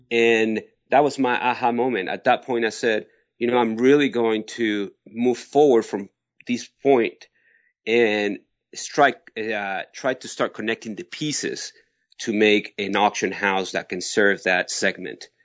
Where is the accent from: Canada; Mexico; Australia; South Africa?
Mexico; Mexico City; also born or lived in Barcelona, Spain; now in United States; I was born in Mexico City. My family is from Barcelona, Spain.